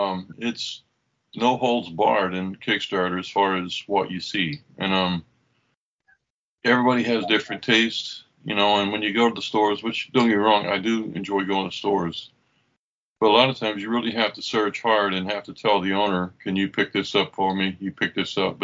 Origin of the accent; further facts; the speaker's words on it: Oklahoma, United States; I grew up in Oklahoma